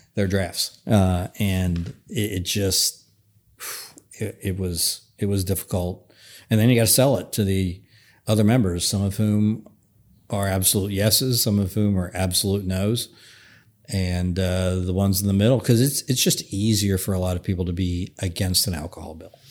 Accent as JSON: {"language": "English", "region": "Northern Kentucky", "country": "United States", "said": "I come from Northern Kentucky"}